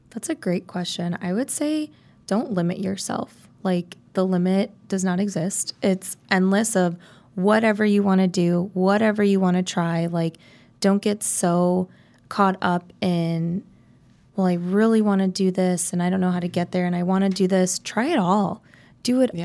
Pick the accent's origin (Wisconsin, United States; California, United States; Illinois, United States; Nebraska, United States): Illinois, United States; South Elgin; So I am from South Elgin, Illinois. Um, I grew up, uh, I was actually homeschooled um, in elementary school